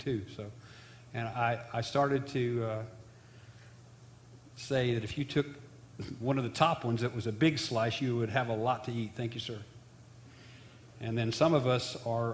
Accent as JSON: {"language": "English", "town": "Jonesboro", "region": "Illinois", "country": "United States", "tie": "born or raised there", "said": "I grew up in Jonesboro, Illinois"}